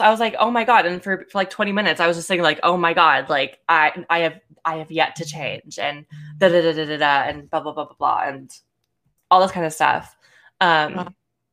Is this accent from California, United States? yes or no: yes; Bay Area, California, United States; also born or lived in Los Angeles, California; I born and raised California. I've always lived in California, granted different parts of California, but I grew up in the Bay Area.